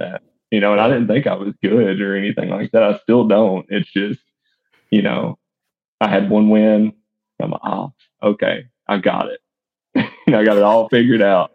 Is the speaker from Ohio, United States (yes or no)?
no; East Tennessee, United States; also born or lived in Bledsoe County, Tennessee; I'm born and raised in East Tennessee